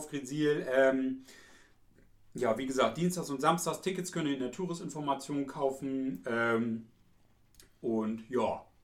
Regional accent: East Frisia, Lower Saxony, Germany; Ich bin aus Friese

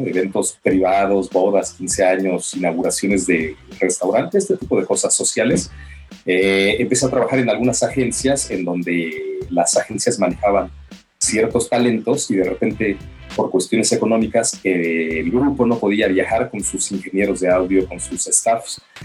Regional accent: Mexico; venimos de México

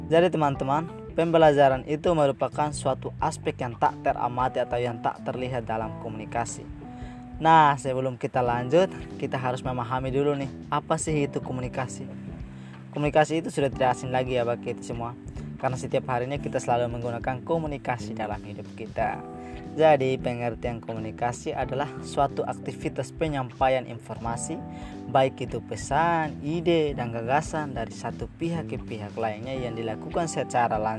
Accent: Timor-Leste; Dan aku berasal dari Timor Leste. Karena asalku dari Timor Leste, jadi aku menamakan podcastku Timless Youth.

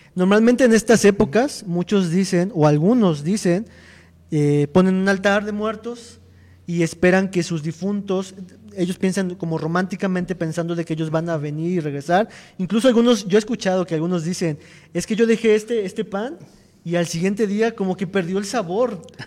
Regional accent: Mexico; como mexicanos

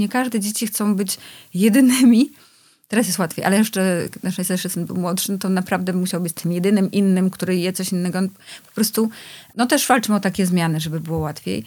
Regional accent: Poland; ja się wychowywałam na wsi, y, w latach osiemdziesiątych

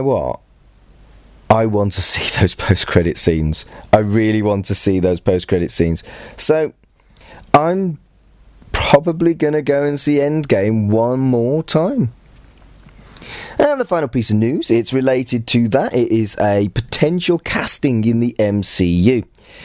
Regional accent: United Kingdom; I'm British and I don't sound anything like the Queen

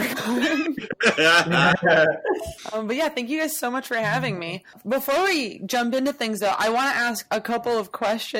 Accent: Miami, Florida, United States; moved away; I'm from Miami

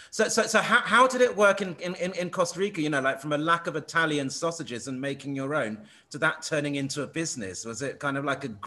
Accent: England, United Kingdom; I'm English.

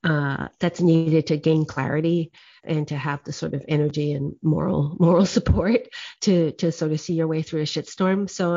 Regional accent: Guadeloupe; also born or lived in Oahu, United States; I grew up in the French Caribbean, in Guadeloupe, and also in Hawaii on the island of Oahu. And I'm half WASP, white Anglo-Saxon Protestant, and half Okinawan.

